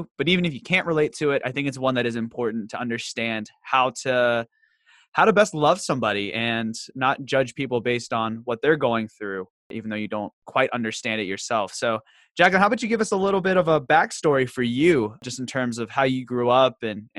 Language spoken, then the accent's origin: English; Virginia, United States; now in Charlotte, United States; growing up in Southwestern Virginia, and having a very country family, it doesn't come out a lot now that I'm in Charlotte.